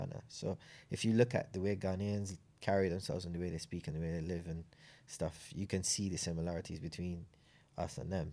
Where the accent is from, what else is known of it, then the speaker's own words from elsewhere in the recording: Clifton Hall, Saint John, Barbados; moved away as an adult; also born or lived in England; I was raised in Clifton Hall in Saint John